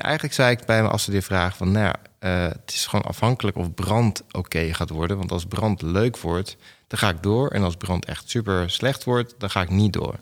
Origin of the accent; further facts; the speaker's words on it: Enschede, Overijssel, Netherlands; also born or lived in Gelderland; De eerste vijf jaar van mijn leven heb ik in Gelderland gewoond. En toen ben ik verhuisd naar Enschede, waar dus de desbetreffende videotheek was